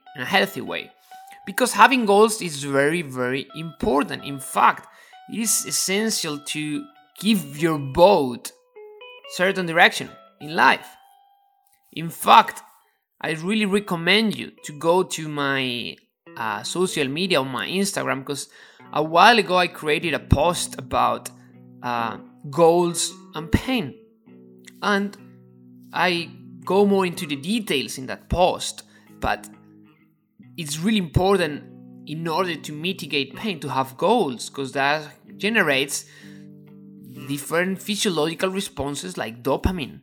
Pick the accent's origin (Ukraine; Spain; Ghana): Spain; Ávila, Castile and León; English is a second language; moved away; And I am from a little town called Avila, and that is next to Madrid.